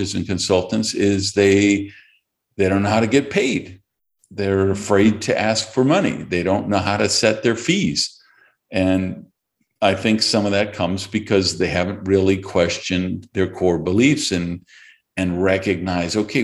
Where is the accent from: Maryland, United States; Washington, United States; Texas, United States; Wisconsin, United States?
Wisconsin, United States; Madison; growing up in Madison, Wisconsin, which is where I grew up